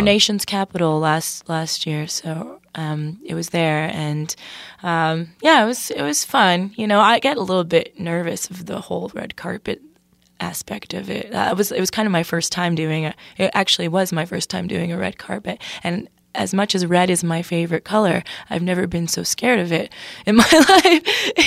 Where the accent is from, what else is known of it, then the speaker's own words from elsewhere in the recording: Toronto, Ontario, Canada; moved away as an adult; now in Nashville, United States; I'm from Toronto